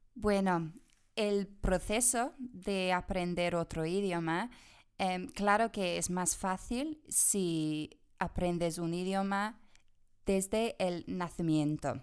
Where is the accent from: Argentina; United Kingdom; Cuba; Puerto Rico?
United Kingdom; England; Spanish is a second language; moved away as an adult; also born or lived in Madrid; now in Granada, Spain; yo soy de Inglaterra